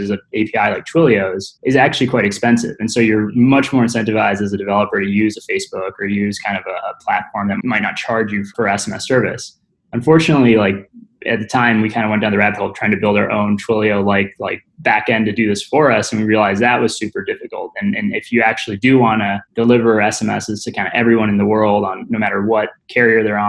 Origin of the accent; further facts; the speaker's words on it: Midwest, United States; I grew up in the Midwest.